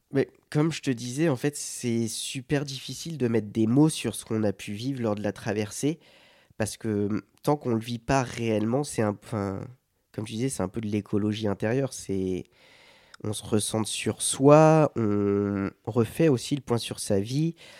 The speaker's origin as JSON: {"language": "French", "area": "Sarthe", "region": "Pays de la Loire", "country": "France", "said": "je viens de la Sarthe, le monde de l'agriculture, j'en ai beaucoup autour de moi d'agriculteurs"}